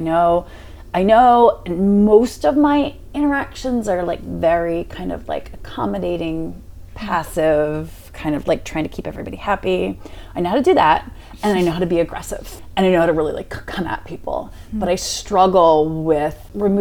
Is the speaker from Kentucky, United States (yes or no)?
no; Cheltenham, Pennsylvania, United States; also born or lived in Boston / Philadelphia; I grew up in Cheltenham, like 2 blocks outside of the city